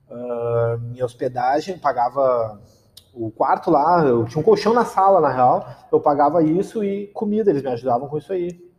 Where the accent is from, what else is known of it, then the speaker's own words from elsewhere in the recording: Viamão, Rio Grande do Sul, Brazil; vim, vim, de, vim de Viamão.